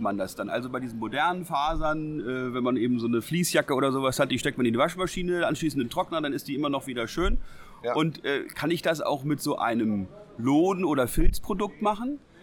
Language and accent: German; Lower Saxony, Germany; wir ja aus Niedersachsen kommen